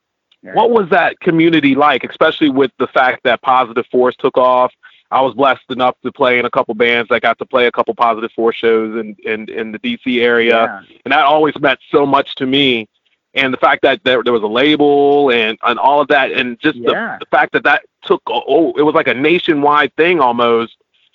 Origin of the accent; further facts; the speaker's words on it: Southern Maryland, United States; we're from the D.C. We're from Southern Maryland, so we're right outside the D.C. area.